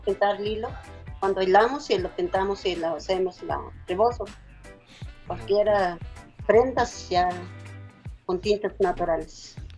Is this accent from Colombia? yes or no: no; Tlaquilpa, Veracruz, Mexico; somos de Tlaquilpa, Veracruz, de la Sierra de Zongolica